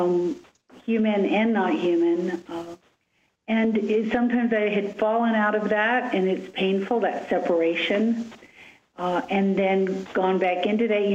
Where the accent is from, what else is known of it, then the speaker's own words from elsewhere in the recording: Chicago, Illinois, United States; I was born in Chicago